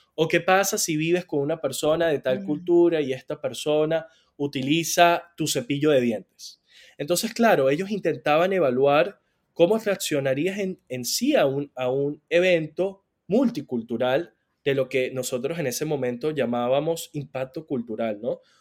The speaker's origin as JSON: {"language": "Spanish", "town": "San Cristóbal", "region": "Táchira", "country": "Venezuela", "said": "yo soy de San Cristóbal"}